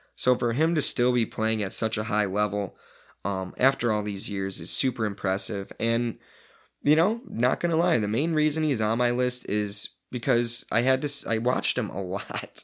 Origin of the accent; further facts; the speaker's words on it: Illinois, United States; growing up in Illinois, going to school in Illinois